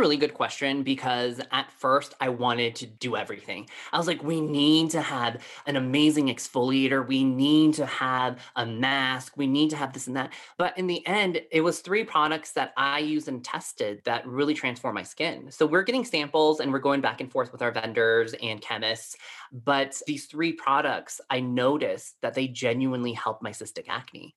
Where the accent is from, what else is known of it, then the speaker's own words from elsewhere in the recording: Colorado Springs, Colorado, United States; growing up in Colorado Springs, Colorado, I was one of the only Asians growing up here.